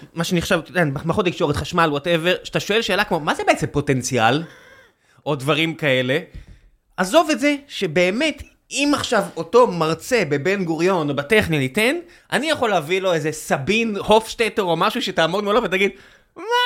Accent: Israel

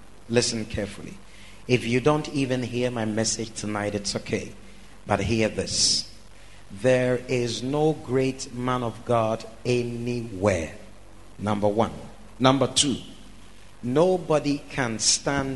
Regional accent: Ghana; moved away as an adult; also born or lived in Europe; I was born here in Ghana

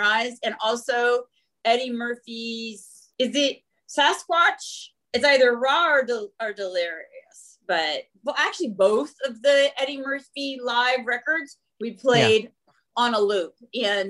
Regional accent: Manitoba, Canada; moved away; growing up in Manitoba

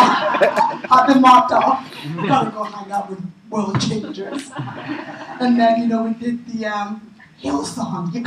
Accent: England, United Kingdom; moved away as an adult; also born or lived in Nigeria / New York; now in United States; I was raised in England, raised in the UK

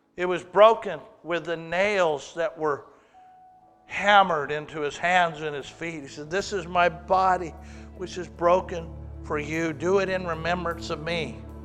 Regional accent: Waterloo, Oregon, United States; as a little kid growing up in Waterloo, Oregon

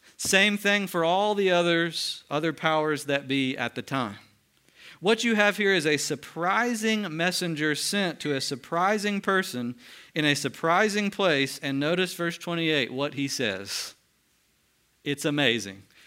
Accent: Mulberry, Florida, United States; I'm from a city in Mulberry called, I mean, a city in Florida called Mulberry

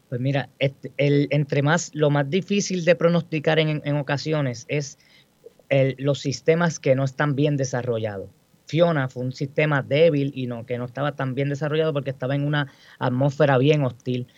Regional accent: Guayama, Puerto Rico; also born or lived in Mayagüez; yo soy del municipio de Guayama, eh, me crié en Guayama toda mi vida

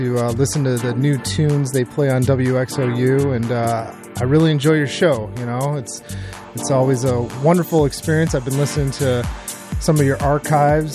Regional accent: Detroit, Michigan, United States; I'm born and raised in Metro Detroit

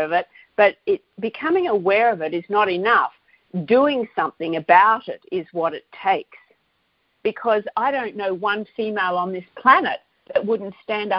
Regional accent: Australia; I'm Australian and I know companies here that are contributing

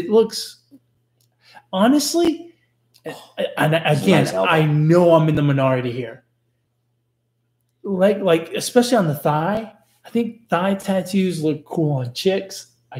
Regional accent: New York, United States; now in Texas, United States; I grew up in New York

